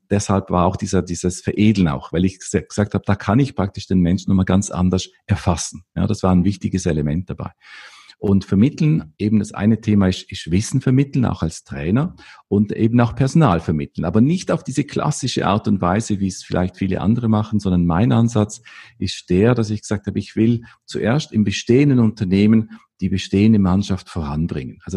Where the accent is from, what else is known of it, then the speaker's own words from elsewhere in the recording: Vorarlberg, Austria; Ich komme aus Österreich, äh, aus dem westlichen Teil von Österreich, aus dem, aus dem bergigen Gebiet effektiv und äh, aus dem Bregenzer Wald.